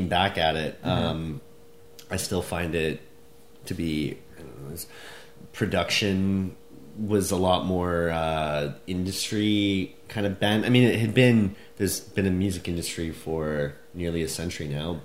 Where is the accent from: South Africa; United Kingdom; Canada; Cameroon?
Canada; Edmonton, Alberta; When I was growing up in Alberta